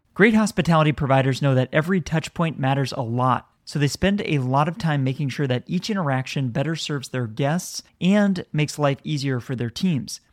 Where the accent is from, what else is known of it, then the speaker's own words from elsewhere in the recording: San Francisco, California, United States; here in my hometown